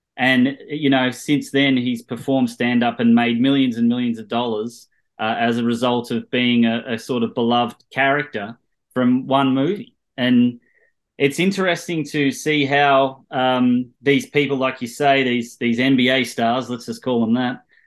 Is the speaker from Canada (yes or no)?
no; Australia; moved away as an adult; now in Los Angeles, United States; we're all Australians